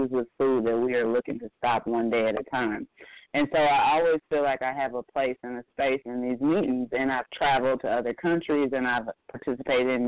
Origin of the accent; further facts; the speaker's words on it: Midwest, United States; now in Atlanta, United States; I'm coming from the Midwest where we could talk about certain food items